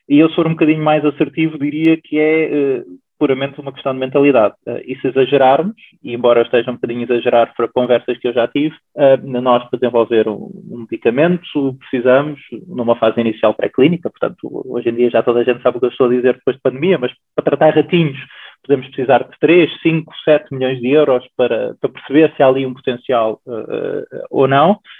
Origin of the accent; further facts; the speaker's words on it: Lisbon, Portugal; nascido e criado em Lisboa